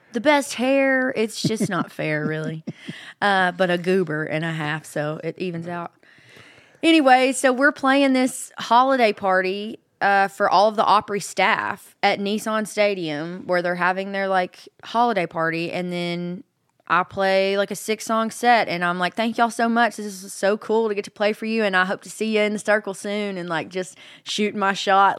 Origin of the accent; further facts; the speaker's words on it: Hope, Arkansas, United States; moved away as an adult; now in Nashville, United States; I'm from Hope, which is almost in Texas, right outside of Texarkana